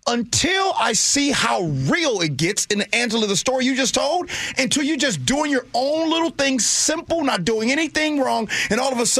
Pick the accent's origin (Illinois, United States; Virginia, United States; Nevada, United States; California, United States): Illinois, United States; Chicago; now in Seattle, United States; I'm from Chicago.